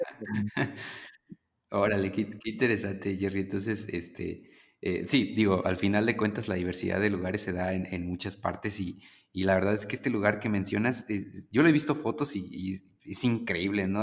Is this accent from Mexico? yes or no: yes; Mexico; nosotros como mexicanos